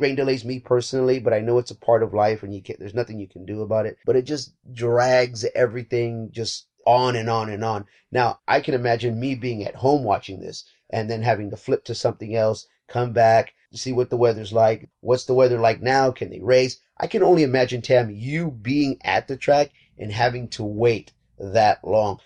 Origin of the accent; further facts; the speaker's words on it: Texas, United States; moved away as an adult; now in Southern California, United States; I'm from Texas myself, and I lived in Southern Texas for a long time